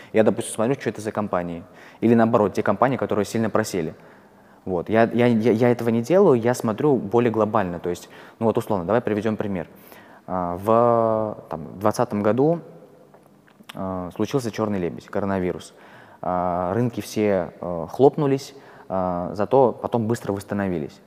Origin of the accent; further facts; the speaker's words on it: Kursk, Kursk Oblast, Russia; moved away as an adult; also born or lived in Moscow; я вообще не из Москвы, я из Курска, а, я когда перебрался в Москву